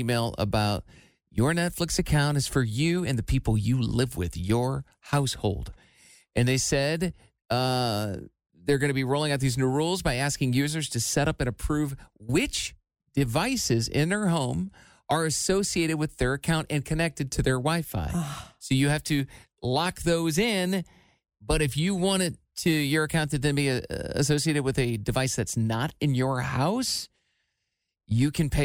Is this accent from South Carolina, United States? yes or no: no; Iowa, United States; moved away; I'm from Iowa